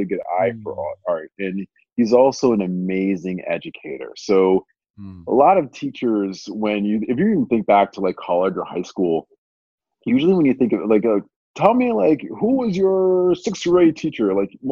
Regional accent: Amherst, Massachusetts, United States; born or raised there

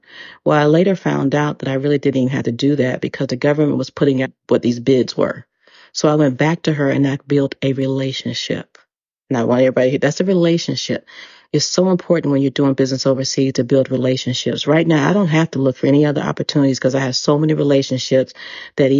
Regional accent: United States; first language English; moved away as an adult; also born or lived in Dubai; I am an American. And I said, I'm from the United States. I'm a native English speaker.

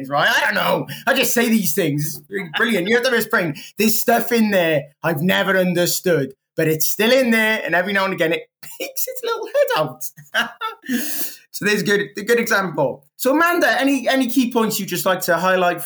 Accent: Wales, United Kingdom; I'm Welsh

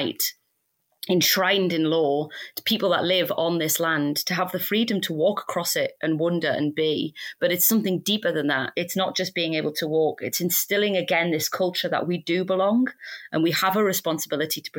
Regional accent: United Kingdom; We're British

